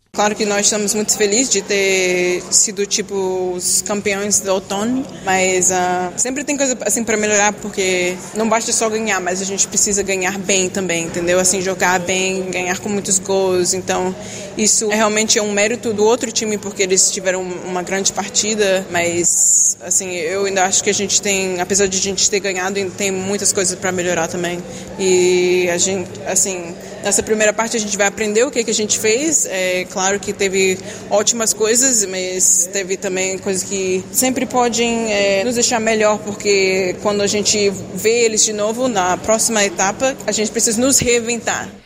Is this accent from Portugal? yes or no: no; Brazil; also born or lived in United States; now in Lyon, France; o Brasil é onde eu nasci